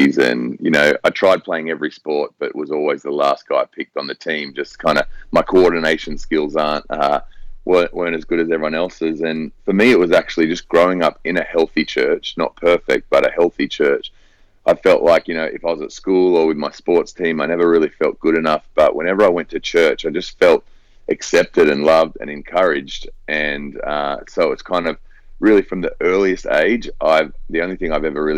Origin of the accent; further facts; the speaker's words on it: Sydney, New South Wales, Australia; also born or lived in Hong Kong; I was born and raised in Sydney, Australia